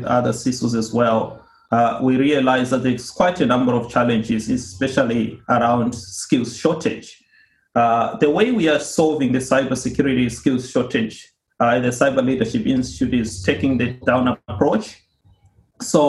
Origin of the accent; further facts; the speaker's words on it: Zimbabwe; moved away as an adult; now in Australia; Originally, I come from Zimbabwe. I started off my career there working with Deloitte and moved here to Australia in 2007